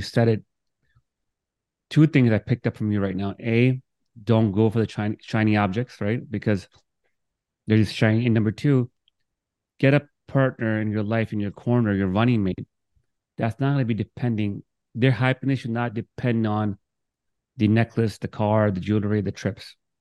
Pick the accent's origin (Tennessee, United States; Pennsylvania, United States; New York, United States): New York, United States; also born or lived in Miami, Florida; I'm from Brooklyn